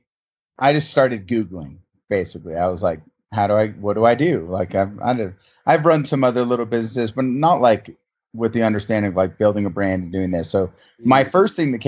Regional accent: South Lake Tahoe, California, United States; also born or lived in Los Angeles / San Francisco / Arizona; I'm born and raised in Tahoe, in South Lake Tahoe specifically

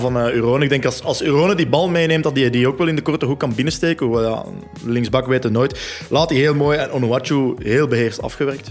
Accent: Leuven, Flanders, Belgium; Bij ons in Leuven

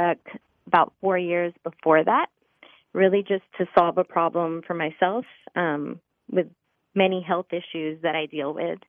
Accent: Laredo, Texas, United States; growing up on the border, we grew up in Laredo, Texas, Mexican-American family.

